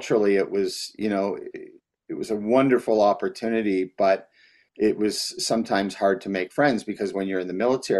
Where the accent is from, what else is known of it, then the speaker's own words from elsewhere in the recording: Canada; now in Edmonton, Canada; I'm Canadian